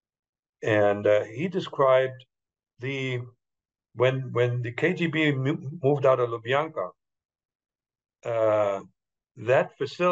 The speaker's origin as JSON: {"language": "English", "country": "Germany", "tie": "born or raised there", "moved": "as an adult", "lives_now": "United States", "said": "I was German. I'm born German, but now I'm American."}